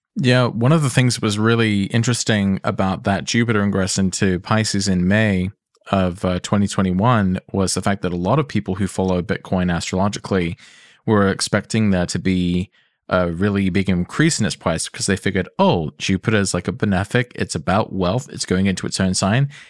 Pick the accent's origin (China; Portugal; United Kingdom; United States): United Kingdom; England; accent: English; I know I sound English